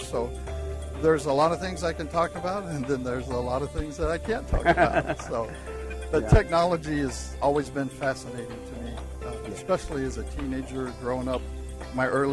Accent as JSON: {"language": "English", "town": "St. Louis", "region": "Missouri", "country": "United States", "tie": "born or raised there", "said": "Pretty much inland my whole life growing up in St. Louis, Missouri."}